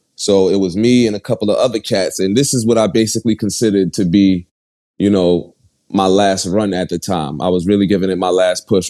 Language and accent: English; New York City, New York, United States; I was born and raised in Bed Stuy, Brooklyn